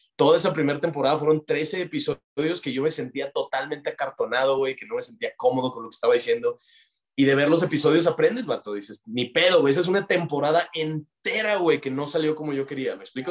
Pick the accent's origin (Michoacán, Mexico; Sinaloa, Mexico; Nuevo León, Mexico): Nuevo León, Mexico; Monterrey